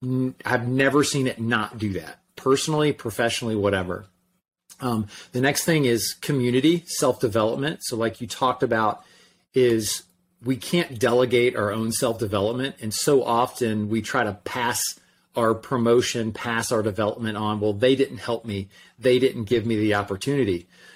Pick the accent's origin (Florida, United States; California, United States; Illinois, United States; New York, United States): Florida, United States; Orlando; from Orlando. Who in the world would want to read a book that I wrote?